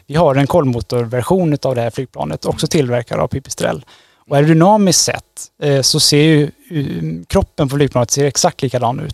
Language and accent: Swedish; Trollhättan, Västra Götaland, Sweden; moved away as an adult; also born or lived in Tromsø, Norway; now in Gothenburg, Sweden; jag är född och uppvuxen i Trollhättan